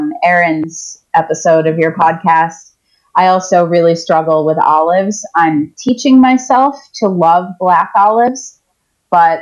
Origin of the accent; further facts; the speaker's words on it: Eastern Seaboard, United States; also born or lived in New York City metropolitan area; there's a grocery store that is in my hometown